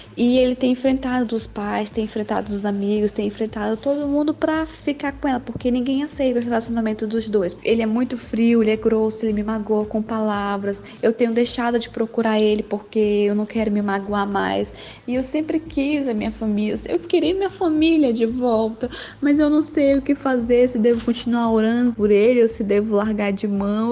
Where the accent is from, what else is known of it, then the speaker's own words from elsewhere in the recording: Porto Velho, Rondônia, Brazil; sou de Porto Velho, Rondônia